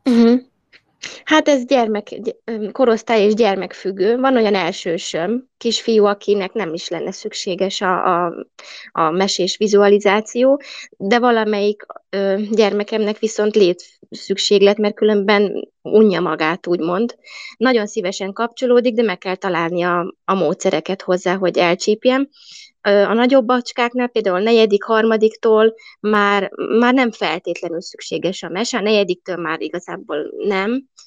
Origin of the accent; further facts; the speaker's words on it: Budapest, Hungary; moved away as an adult; also born or lived in Buda, Budapest; now in Nyim, Hungary; mert én e Pesterzsébeten nőttem föl